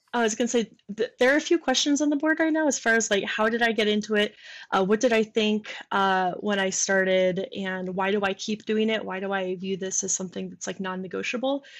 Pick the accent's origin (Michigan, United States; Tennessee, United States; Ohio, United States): Michigan, United States; moved away; I'm from Michigan